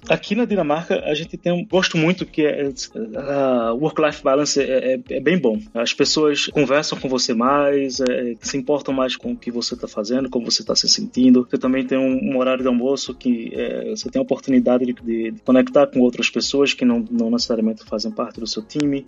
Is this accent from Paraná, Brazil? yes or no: no; Recife, Pernambuco, Brazil; moved away as an adult; also born or lived in Rio de Janeiro; now in Copenhagen, Denmark; Eu sou de Recife, capital de Pernambuco